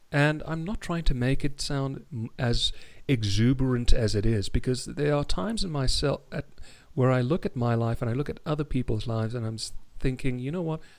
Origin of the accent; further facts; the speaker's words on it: South Africa; accent: South African; also born or lived in England; As you can hear, I'm South African, but um